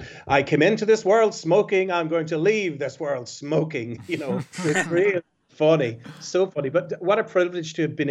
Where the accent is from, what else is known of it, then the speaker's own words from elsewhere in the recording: Belfast, Northern Ireland, United Kingdom; growing up on the Falls Road in West Belfast